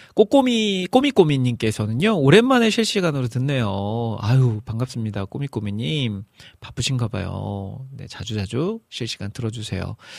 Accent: Iksan, North Jeolla, South Korea; moved away; 제 고향, 익산으로 내려가기로 했습니다.

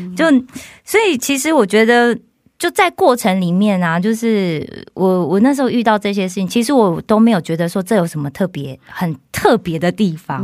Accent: Kaohsiung, Taiwan; moved away as an adult; now in South Korea; 我是来自台湾的高雄

